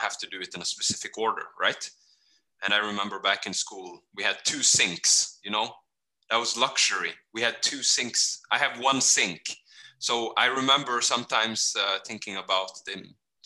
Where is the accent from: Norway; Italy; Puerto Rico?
Norway; also born or lived in Kenya / Fredrikstad; we grew up in Norway